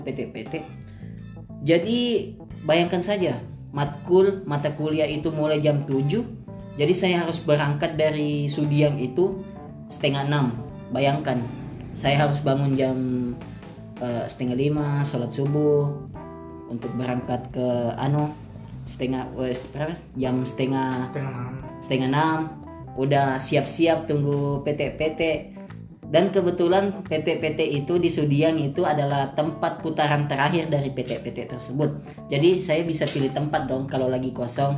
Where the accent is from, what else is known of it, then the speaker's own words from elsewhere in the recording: Sentani, Papua, Indonesia; moved away as an adult; now in Makassar, Indonesia; saya adalah mahasiswa rantau dari timur saya berasal dari Kabupaten Jayapura